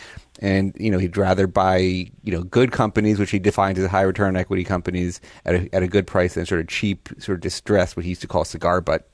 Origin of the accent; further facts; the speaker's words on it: Boca Raton, Florida, United States; moved away; I grew up in Boca, went to Spanish River High